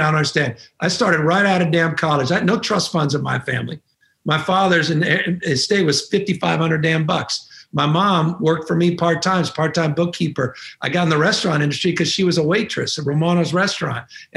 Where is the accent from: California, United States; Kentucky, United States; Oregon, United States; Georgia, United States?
California, United States; as Californians